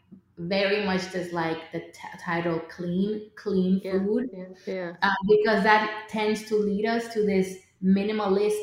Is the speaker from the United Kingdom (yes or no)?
no; Dominican Republic; I grew up in the Dominican Republic